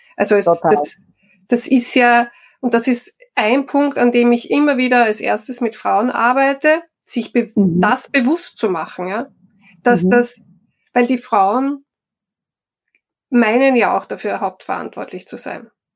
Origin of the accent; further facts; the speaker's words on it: Styria, Austria; moved away; also born or lived in Vienna; Ich komme aus der Steiermark.